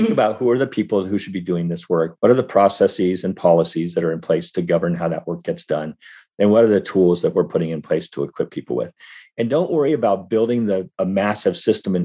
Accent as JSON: {"language": "English", "town": "Berkeley", "region": "California", "country": "United States", "tie": "born or raised there", "said": "I was born in Berkeley"}